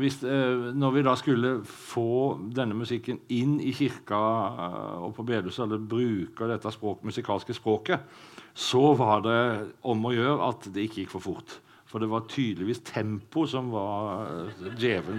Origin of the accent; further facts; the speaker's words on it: Sauda, Rogaland, Norway; jeg vokste opp i Sauda